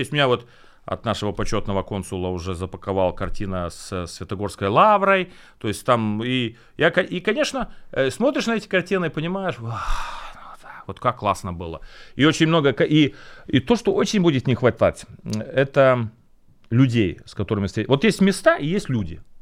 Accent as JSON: {"language": "Russian", "country": "Latvia", "moved": "as an adult", "lives_now": "Ukraine", "said": "Я этнический латыш полностью."}